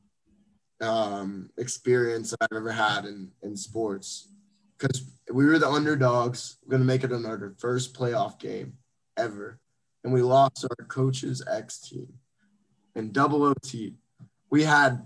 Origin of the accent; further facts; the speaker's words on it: Fort Myers, Florida, United States; I'm from Fort Myers